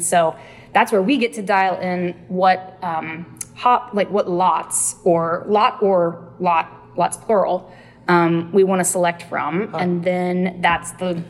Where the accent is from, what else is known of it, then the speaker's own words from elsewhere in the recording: Texas, United States; moved away; I'm originally from Texas.